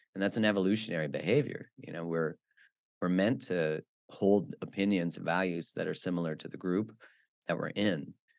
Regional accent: Alberta, Canada; moved away as an adult; also born or lived in Vancouver; I grew up in the in Alberta, which is in Canada, which is like the Texas of Canada.

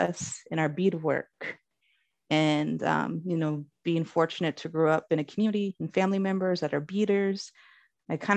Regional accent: South Dakota, United States; I was raised in South Dakota, in South Dakota's rural

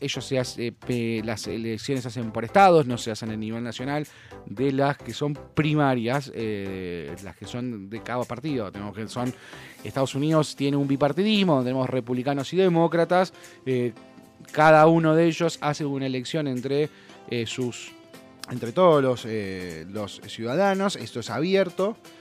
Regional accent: Argentina; lo que somos los argentinos

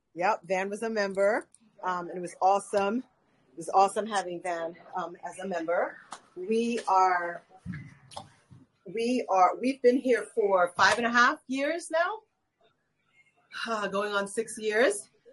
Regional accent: New York, United States; now in Atlanta, United States; I'm from New York. I was born in New York, um, Caribbean and South American heritage

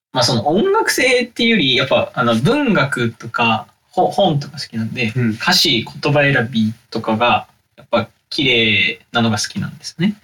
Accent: Kurume, Fukuoka, Japan; 僕たちの地元である福岡県久留米市

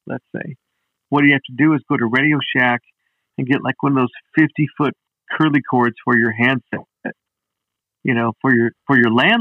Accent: Los Angeles, California, United States; also born or lived in Idaho / Oregon / Salt Lake City, Utah; I grew up in Idaho, Oregon and Utah until I was like 9 years old. And then when I was 9, I moved out to North Hollywood

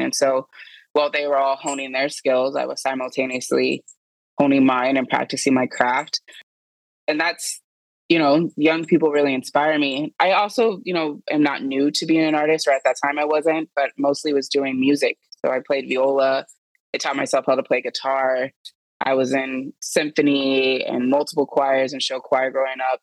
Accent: Indianapolis, Indiana, United States; moved away as an adult; now in Seattle, United States; I was born and raised in Indianapolis, Indiana

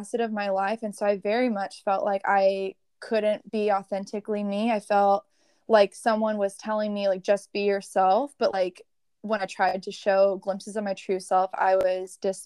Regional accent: San Diego, California, United States; moved away as an adult; now in Charlotte, United States; I'm originally from San Diego

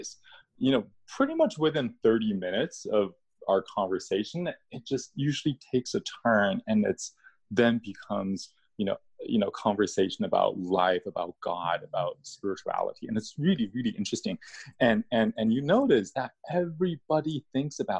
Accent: China; moved away; I was born in China, so coming from a communist country, I was taught to not believe in anything in the spiritual

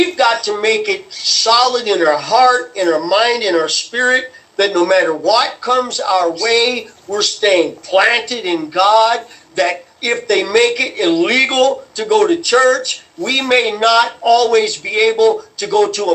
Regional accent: United States; We as American Christians

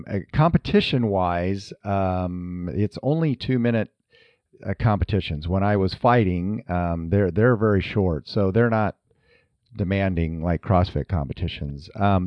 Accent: Iowa, United States; We're from Northern Iowa and, you know, we farmed up there and of course you're active on the farm.

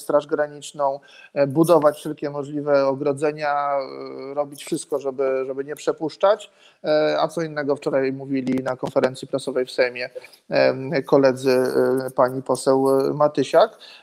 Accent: Turów region, Lower Silesian Voivodeship, Poland; pochodzę z tego regionu, wychowałem się w tym regionie, połowa rodziny pracowała w Turowie

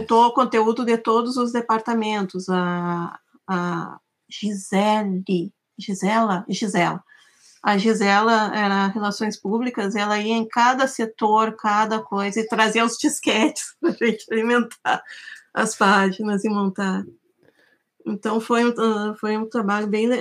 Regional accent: Santa Maria, Rio Grande do Sul, Brazil; moved away; Eu sou de Santa Maria, eu me formei em desenho industrial na UFSM em 1998

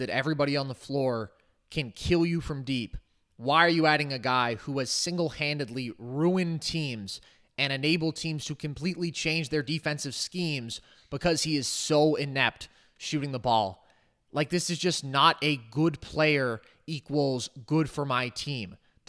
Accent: Bay Area, California, United States; I am from the Bay Area

